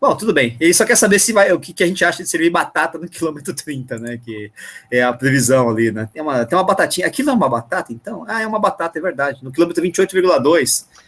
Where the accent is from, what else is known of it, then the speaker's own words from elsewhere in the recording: São Paulo, Brazil; eu sou daqui de São Paulo